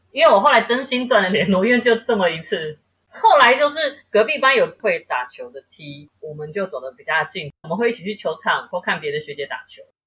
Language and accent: Chinese; Taipei, Taiwan; 我是台北人